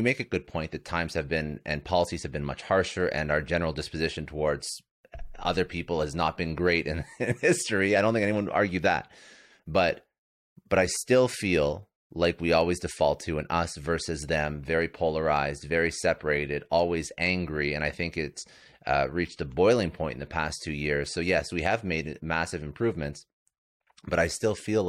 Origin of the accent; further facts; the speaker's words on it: Canada; I'm Canadian